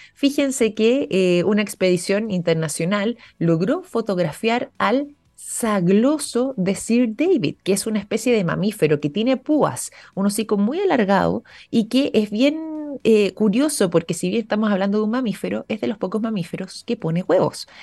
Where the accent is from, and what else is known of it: Chile